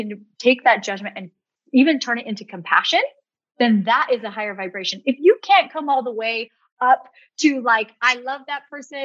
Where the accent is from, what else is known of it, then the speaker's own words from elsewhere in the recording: Rexburg, Idaho, United States; I grew up in Rexburg, Idaho.